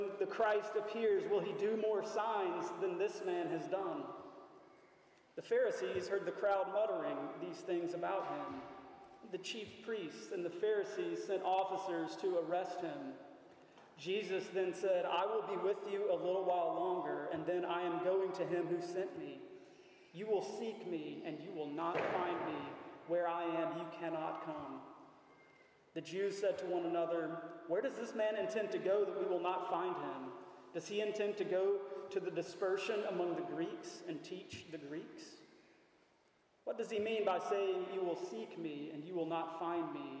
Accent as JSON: {"language": "English", "town": "McComb", "region": "Mississippi", "country": "United States", "tie": "born or raised there", "moved": "yes", "lives_now": "Shreveport, United States", "said": "I was born in the South, Macomb, Mississippi"}